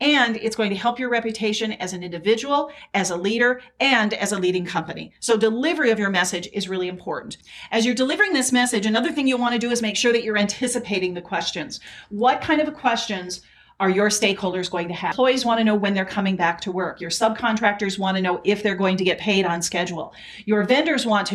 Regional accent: South Dakota, United States; I grew up in South Dakota, so there was a lot of snow.

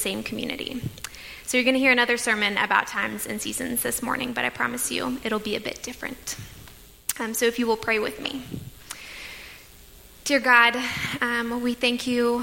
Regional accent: Tampa, Florida, United States; for me, growing up in Tampa

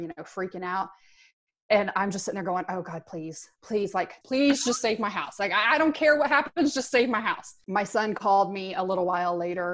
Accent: Moore, Oklahoma, United States; I grew up in Oklahoma. I've seen tornadoes my whole life. And I've lived in Moore the majority of my life

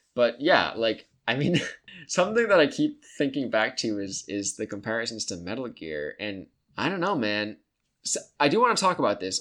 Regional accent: United States; as the American people

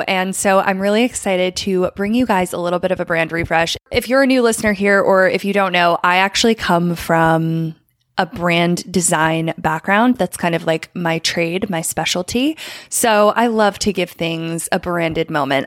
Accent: Philadelphia, Pennsylvania, United States; I'm from the Philly area

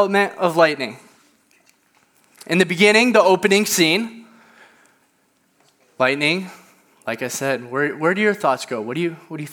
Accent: Indiana, United States; moved away as an adult; now in Lake Forest, United States; I'm originally from Indiana.

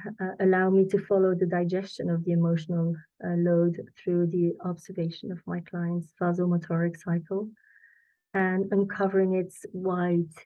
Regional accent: Belgium; moved away as an adult; also born or lived in London; I'm from Belgium originally

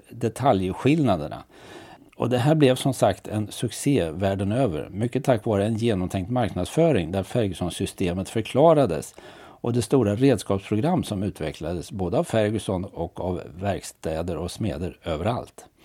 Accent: Örebro County, Sweden; Nej, jag skyller på att jag är uppväxt på Närkeslätten och 100% landkrabba så jag har inte så bra överblick över den marina sidan.

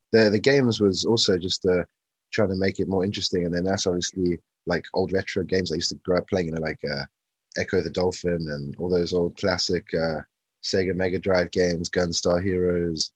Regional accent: South Africa; moved away as an adult; also born or lived in London, United Kingdom; now in South London, United Kingdom; I was I was born in London originally. The first move was actually moving to South Africa, and then um, grew up in South Africa

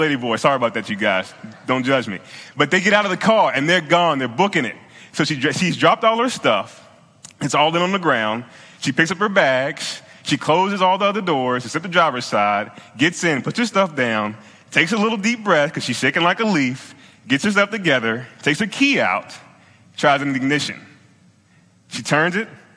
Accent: Virginia, United States; moved away; I'm from Virginia, I'm from the South.

